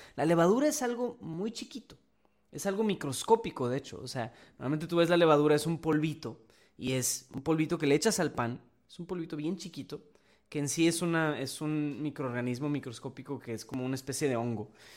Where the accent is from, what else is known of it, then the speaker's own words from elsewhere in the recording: Mexico; somos mexicanos